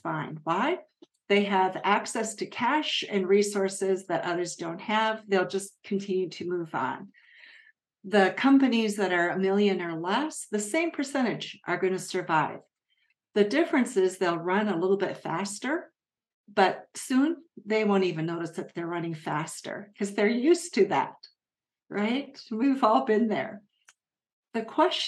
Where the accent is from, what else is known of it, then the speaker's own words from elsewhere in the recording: Japan; moved away; I grew up in Japan